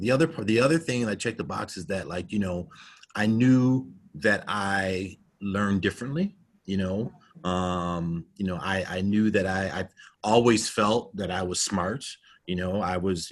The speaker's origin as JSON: {"language": "English", "country": "United States", "tie": "born or raised there", "said": "growing up being African American, you know, here in the United States, you know, I grew up in a suburban area"}